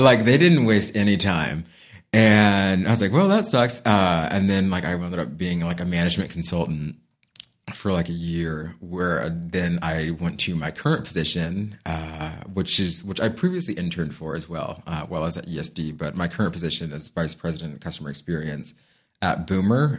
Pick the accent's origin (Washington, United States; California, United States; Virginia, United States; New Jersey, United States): California, United States; San Diego; I'm born and raised in San Diego